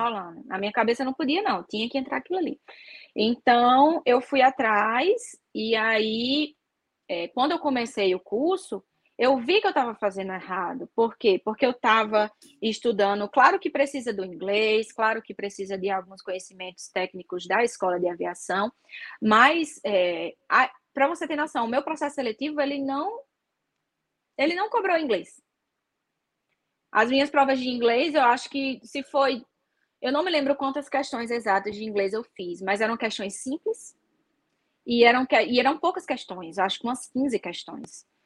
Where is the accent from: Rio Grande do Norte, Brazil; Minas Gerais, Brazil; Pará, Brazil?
Rio Grande do Norte, Brazil; Natal; na minha cidade, que, né, que eu sou de Natal